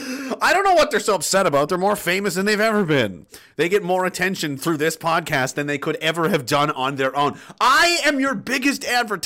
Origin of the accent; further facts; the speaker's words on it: Canada; I thought, as my right as a Canadian citizen and a veteran of this country, to say what I wanted to say about that.